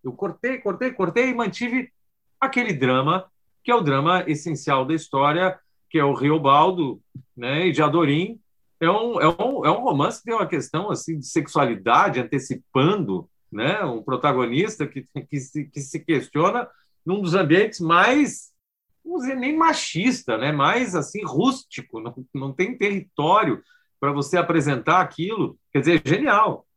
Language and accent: Portuguese; Rio Grande do Sul, Brazil; moved away; also born or lived in São Paulo; é gaúcho como eu, já ouvi todas as piadas que eu tive que ouvir, morei 20 anos em São Paulo, sou brasileiro